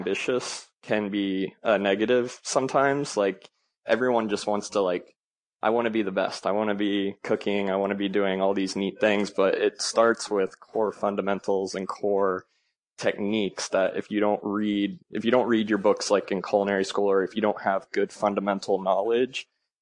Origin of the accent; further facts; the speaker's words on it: Arkansas, United States; also born or lived in Ohio; now in Dallas, United States; I was born in Ohio, and I moved to Arkansas when I was fairly young, like 5 or 6.